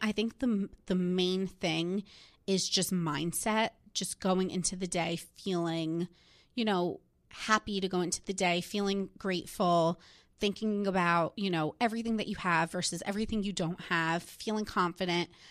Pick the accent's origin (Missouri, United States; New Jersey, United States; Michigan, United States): New Jersey, United States; I'm from New Jersey. Like, that is, like, what I grew up